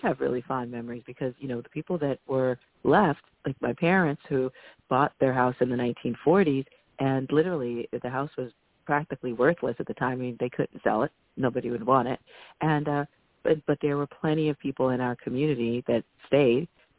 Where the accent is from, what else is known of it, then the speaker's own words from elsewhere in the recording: Bronx, New York, United States; So I grew up in the 70s and the 80s, and so it was in the early part, it was absolutely the poster child for urban blight.